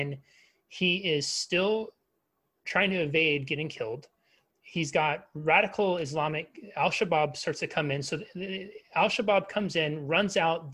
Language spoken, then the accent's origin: English; United States; as an American